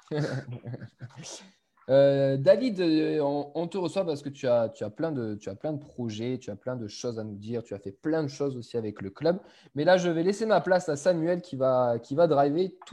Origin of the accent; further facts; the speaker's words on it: Toulouse, Occitania, France; je suis toulousain